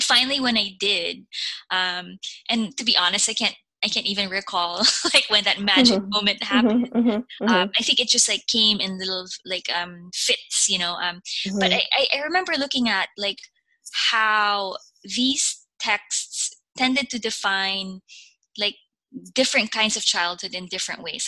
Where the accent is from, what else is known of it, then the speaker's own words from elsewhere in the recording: Philippines; moved away as an adult; now in United States; When I was growing up in the Philippines